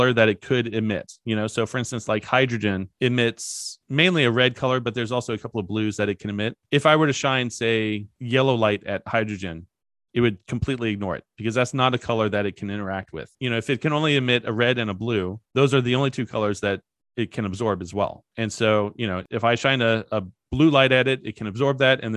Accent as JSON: {"language": "English", "region": "Kentucky", "country": "United States", "said": "I'm from Kentucky"}